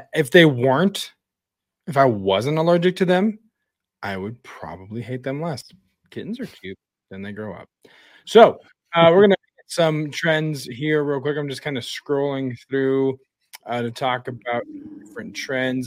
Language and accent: English; Wyoming, United States; my hometown in Wyoming.